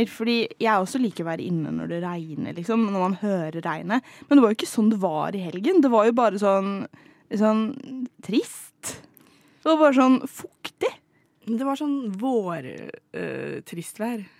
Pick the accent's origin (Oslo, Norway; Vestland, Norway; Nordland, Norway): Vestland, Norway; Bergen; jeg er fra Bergen